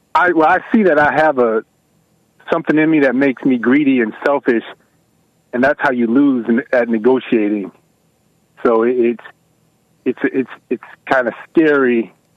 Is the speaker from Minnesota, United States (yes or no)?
no; Atlanta, Georgia, United States; I am from Atlanta.